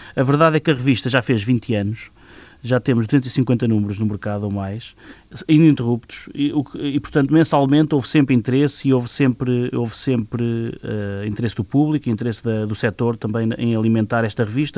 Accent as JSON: {"language": "Portuguese", "town": "Leiria", "region": "Leiria District", "country": "Portugal", "also_born_or_lived": "Cortes", "said": "Sou da de Leiria"}